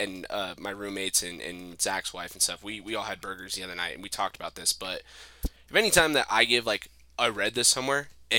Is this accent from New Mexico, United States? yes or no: yes; Farmington, New Mexico, United States; growing up in Farmington, New Mexico is actually, like, a pretty good upbringing for me